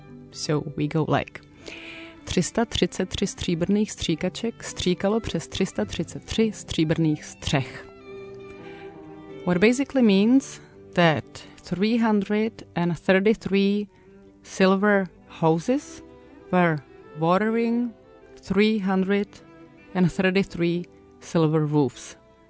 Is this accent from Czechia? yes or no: yes; Prague, Czechia; from Prague, Czech Republic, and I have one tongue breaker for you.